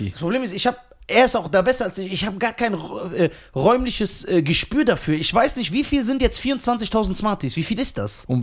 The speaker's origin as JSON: {"language": "German", "country": "Germany", "said": "Ich bin mehr Deutscher als ein Deutscher. Weil ich Deutsch bin."}